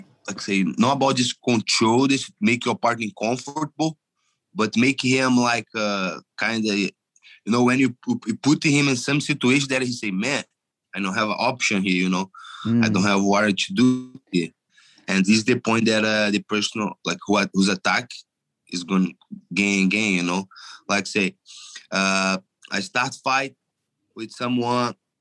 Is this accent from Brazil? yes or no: yes; Angra dos Reis, Rio de Janeiro, Brazil; English is a second language; moved away as an adult; also born or lived in Belo Horizonte; I'm from Brazil, Rio de Janeiro. Angra dos